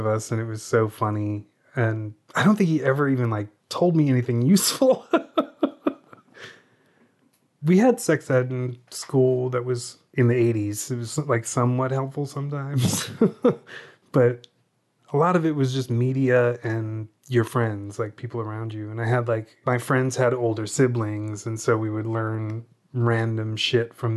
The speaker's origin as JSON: {"language": "English", "town": "Tacoma", "region": "Washington", "country": "United States", "tie": "born or raised there", "also_born_or_lived": "Seattle, Washington", "said": "I grew up in Tacoma, Washington. We moved to Seattle when I was 18."}